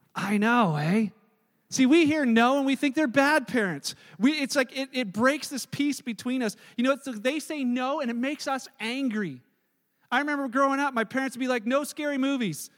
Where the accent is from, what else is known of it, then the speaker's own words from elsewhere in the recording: Canada; I'm Canadian because I was born here.